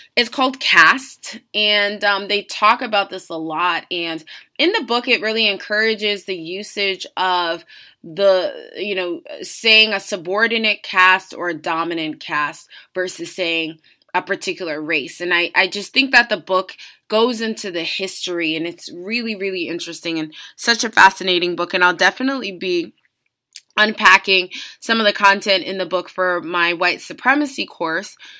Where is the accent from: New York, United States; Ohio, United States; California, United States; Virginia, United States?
Virginia, United States; I'm from Virginia, and I went to V C U, Virginia Commonwealth University